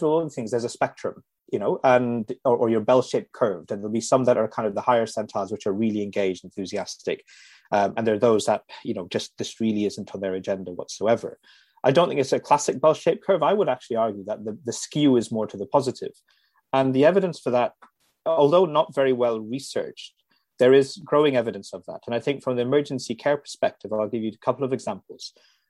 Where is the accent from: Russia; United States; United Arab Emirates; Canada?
United Arab Emirates; Dubai; I'm Indian by origin, but grew up in Dubai in the Middle East in the 1970s and 80s.